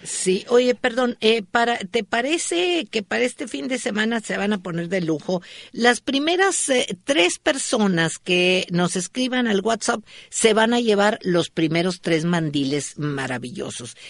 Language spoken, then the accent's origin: Spanish; northern Mexico, Mexico; como bueno norteño